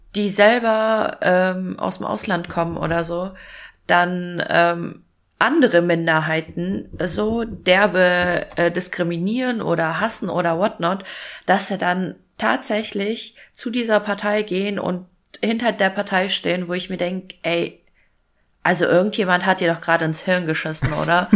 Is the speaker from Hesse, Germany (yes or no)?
yes; Fulda, Hesse, Germany; ich komme ja aus Fulda